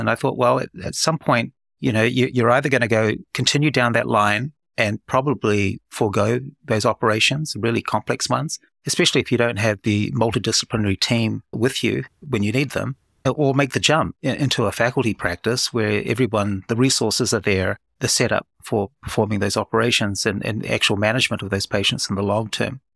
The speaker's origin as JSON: {"language": "English", "country": "New Zealand", "tie": "born or raised there", "moved": "as an adult", "lives_now": "Oklahoma City, United States", "said": "I'm born and bred in New Zealand, which explains my accent"}